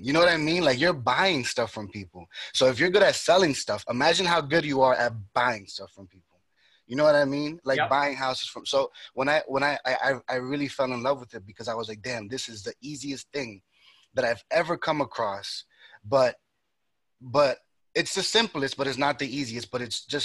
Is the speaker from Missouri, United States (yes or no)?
no; New York, United States; also born or lived in Dominican Republic; I was born and raised in New York